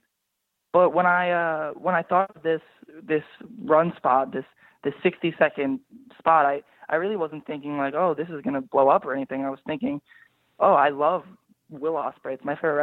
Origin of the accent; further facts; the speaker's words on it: Newburgh, New York, United States; I grew up in Newburgh, New York, the murder capital of New York